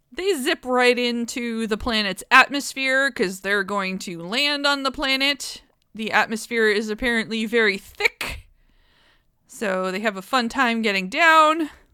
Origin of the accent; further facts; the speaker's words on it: United States; We're American.